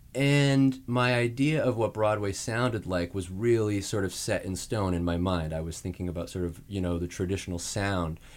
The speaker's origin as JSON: {"language": "English", "town": "Saskatoon", "region": "Saskatchewan", "country": "Canada", "moved": "yes", "said": "I'm from Saskatoon, Saskatchewan in Canada"}